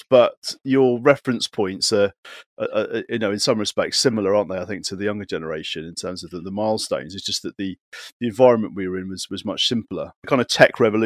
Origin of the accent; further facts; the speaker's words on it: Radstock, South West England, United Kingdom; I was brought up in Radstock of all places, which is not far from Wells